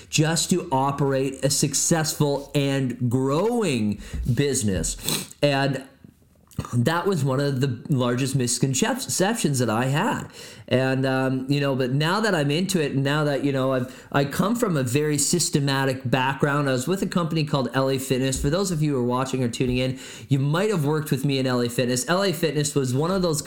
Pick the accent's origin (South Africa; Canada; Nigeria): Canada; Barrie, Ontario; moved away as an adult; also born or lived in Edmonton, Alberta; now in Niagara Falls, Canada; my hometown of Barrie Innisfil